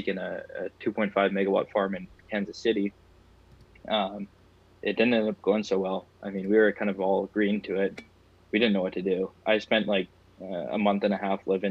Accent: Canada; I'm Canadian, so I want to take pride in my country

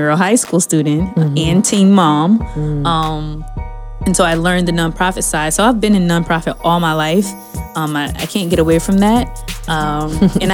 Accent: Dallas, Texas, United States; I grew up in Dallas, Texas

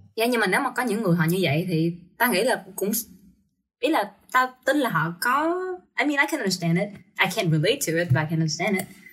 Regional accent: Vietnam; now in United States; tao đến từ Việt Nam

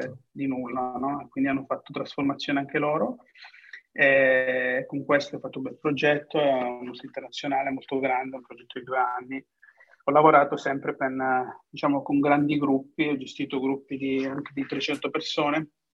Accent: Cosenza, Calabria, Italy; moved away as an adult; also born or lived in England; now in Udine, Italy; Sono originario di Cosenza.

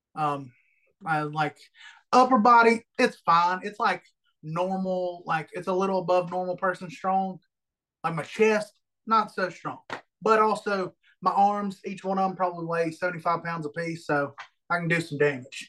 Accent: Alabama, United States; I'm from Alabama

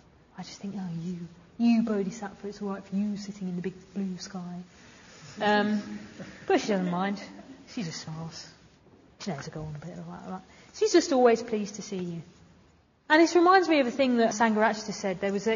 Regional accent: Sheffield, Yorkshire and the Humber, United Kingdom; how are you? You know, I'm from Sheffield

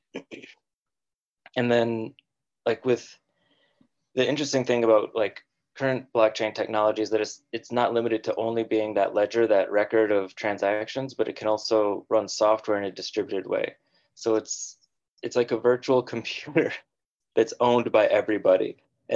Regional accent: Minnesota, United States; moved away as an adult; now in San Francisco, United States; I moved out there after going to college in the University of Minnesota, where I was born and raised. So I was born and raised in the Midwest, moved out west

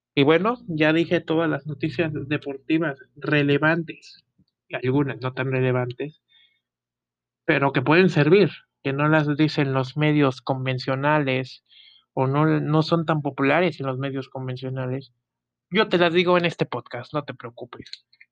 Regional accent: Mexico; orgullo mexicano

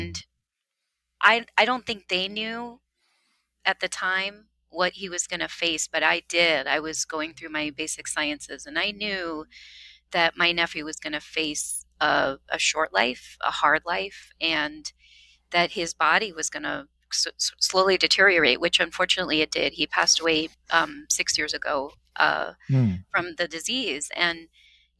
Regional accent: United States; I'm of Indian descent, and grew up in this country where my parents were immigrants

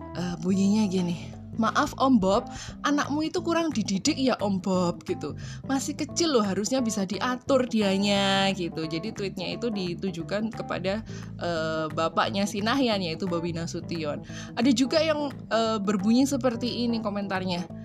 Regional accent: Surakarta, Central Java, Indonesia; aku itu lahir gede di Solo ya asli wong Solo loh aku ini.

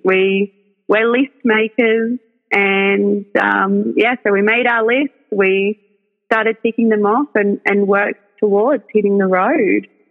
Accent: New South Wales Central Coast, Australia; moved away; we're originally from the New South Wales Central Coast. So I spent my whole life there.

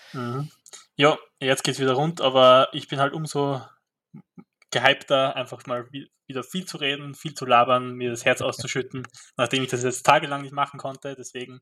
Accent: Graz, Styria, Austria; bei uns in Graz

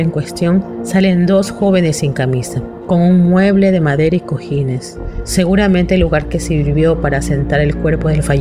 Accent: Guayaquil, Guayas, Ecuador; soy de Guayaquil, Ecuador.

